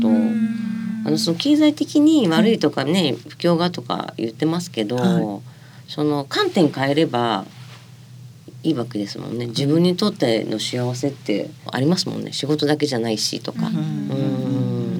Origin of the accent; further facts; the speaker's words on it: Toba, Mie, Japan; 私、三重県の鳥羽市で生まれたんですけど